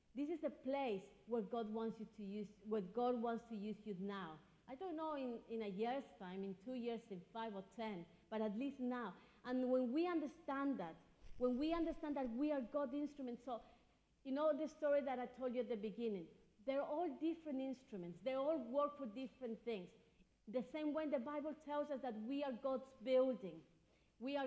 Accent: Ecuador; now in London, United Kingdom; I'm from Ecuador. That's my country of birth

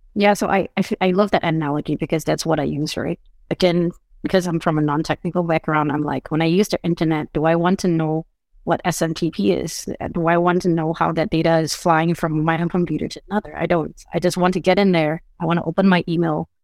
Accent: Singapore; also born or lived in United States; now in Portugal; I'm originally from Singapore, but I now reside between Portugal and the United States

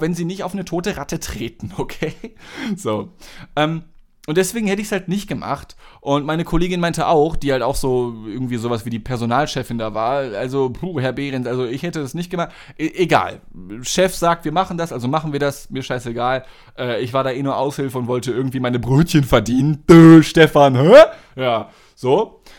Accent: Germany; Als Deutscher

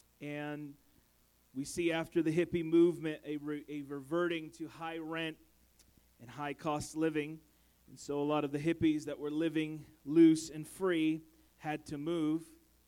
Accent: San Francisco Bay Area, California, United States; moved away; I come from the Bay Area, the San Francisco Bay Area.

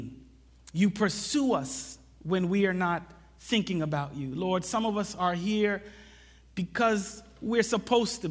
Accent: New York City, New York, United States; also born or lived in Jamaica; I came to the U.S. when I was 4. And, you know, I grew up in New York City

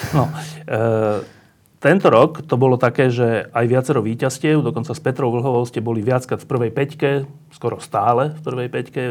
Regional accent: Bratislava, Bratislava Region, Slovakia; Ja som z Petržalky a ja som sa vždy po škole zgrupoval pred domami

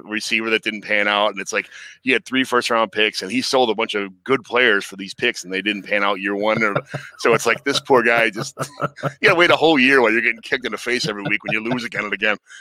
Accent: Chicago, Illinois, United States; I grew up in Chicago my whole life

